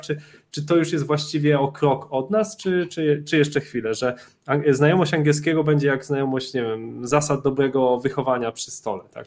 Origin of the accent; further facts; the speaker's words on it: Poland; accent: Polish; mój akcent polski był kompletnie jakby bez szans